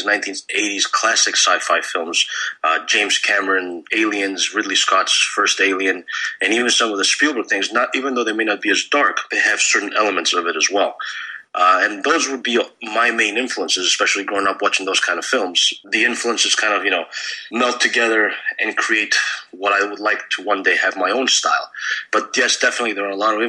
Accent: Greece; when I was a young child, growing up in Greece

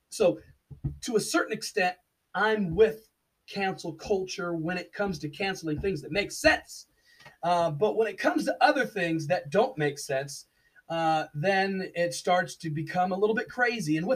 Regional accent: Washington, District of Columbia, United States; also born or lived in Alexandria, Virginia / Maryland; I am from Washington D.C. I was born in Alexandria, Virginia. I spent much of my time in the Washington DC metro area. We call it the DMV. It's the District of Columbia, Maryland, and Virginia.

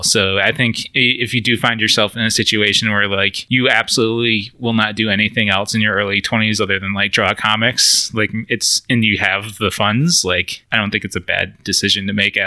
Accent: an hour south of Buffalo, New York, United States; moved away; I grew up like an hour south of Buffalo, New York

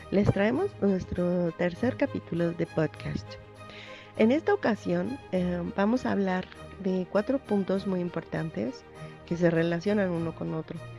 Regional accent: Mexico City, Mexico; de la Ciudad de México.

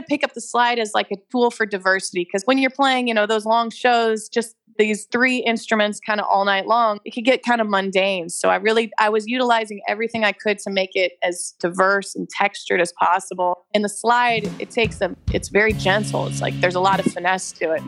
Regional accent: Kansas City, United States; I grew up in Kansas City

